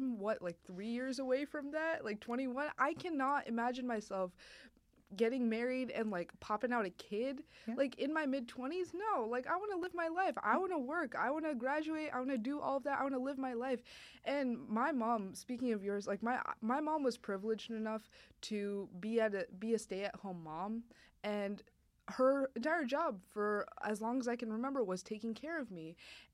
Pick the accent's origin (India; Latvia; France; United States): India; for those of you who don't know, I am Indian.